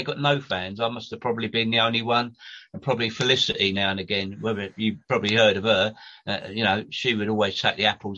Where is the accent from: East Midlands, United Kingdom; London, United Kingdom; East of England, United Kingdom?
London, United Kingdom; I was born and bred in Southwest 6, Southwest 10. I lived in Upturn Road. I was born in 1960, and luckily I was born next door to Alan Hudson's mum and dad. In the prefabs